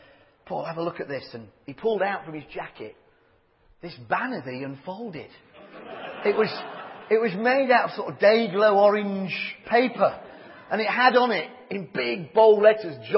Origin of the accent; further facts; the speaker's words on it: Leeds, Yorkshire and the Humber, United Kingdom; I do come from Leeds. But I'm also a Yorkshireman